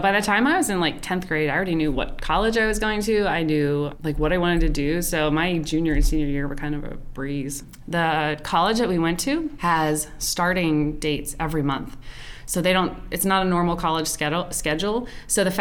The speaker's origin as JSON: {"language": "English", "area": "Lancaster County", "region": "Pennsylvania", "country": "United States", "tie": "born or raised there", "said": "I grew up in Pennsylvania, Lancaster County, so middle of Amish country."}